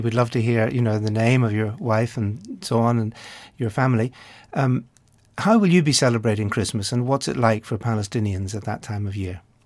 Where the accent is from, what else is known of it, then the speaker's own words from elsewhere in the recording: Ireland; being Irish myself